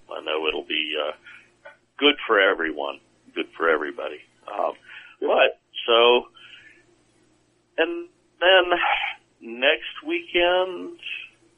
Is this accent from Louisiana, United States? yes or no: no; Virginia Beach, Virginia, United States; my hometown of Virginia Beach